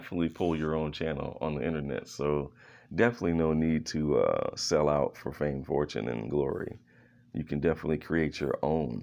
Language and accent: English; Philadelphia, Pennsylvania, United States; I was born in Philadelphia.